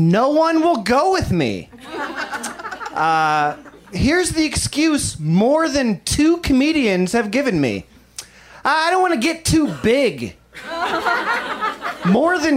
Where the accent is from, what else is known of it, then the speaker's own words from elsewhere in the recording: Midwest, United States; now in Los Angeles, United States; I'm from the Midwest.